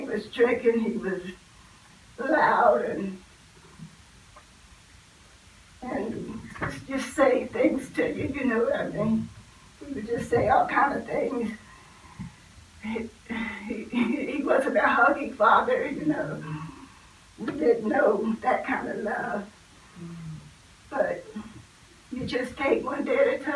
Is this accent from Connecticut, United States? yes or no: no; Steelton, Pennsylvania, United States; my aunt and uncle brought us to Harrisburg, because I'm from Stilton